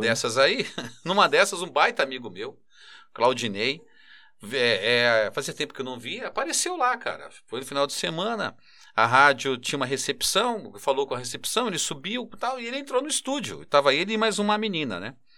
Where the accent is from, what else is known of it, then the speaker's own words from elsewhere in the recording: São Paulo, Brazil; eu cresci em Itaquera, na Coab 2